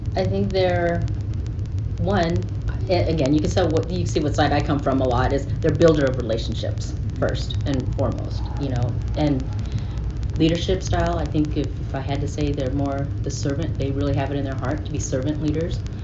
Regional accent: Florida, United States; we're Filipino, living in Florida in the South

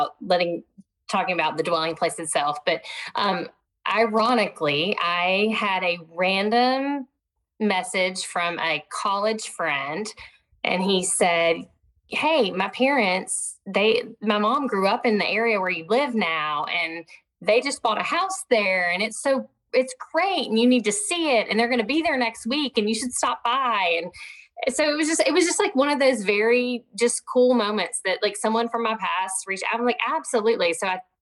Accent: Southwest Arkansas, United States; moved away; I grew up in Southwest Arkansas where you don't say no when somebody invites you over

